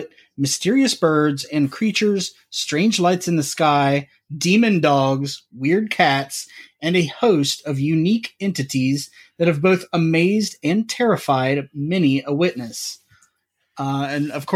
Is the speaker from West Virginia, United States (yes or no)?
yes; West Virginia, United States; my home state of West Virginia